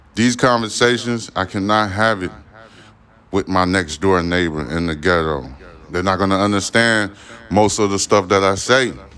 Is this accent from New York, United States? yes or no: yes; New York City, New York, United States; I was born in Brooklyn, New York.